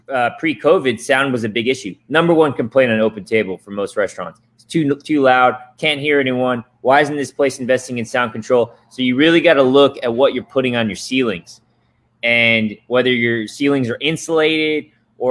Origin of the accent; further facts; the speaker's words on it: Atlanta, Georgia, United States; also born or lived in Tokyo, Japan; now in Austin, United States; I grew up in Atlanta, Peach State